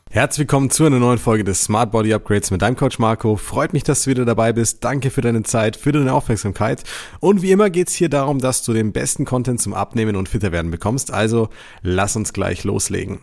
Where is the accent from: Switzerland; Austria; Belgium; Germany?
Germany; bei uns in Deutschland